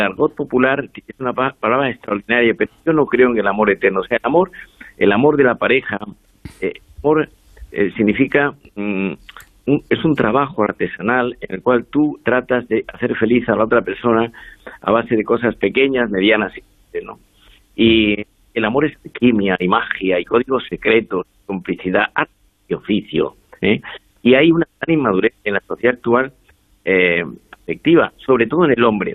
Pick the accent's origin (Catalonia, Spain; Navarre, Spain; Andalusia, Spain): Andalusia, Spain; now in Madrid, Spain; Yo soy andaluz, que vivo en Madrid hace 40 años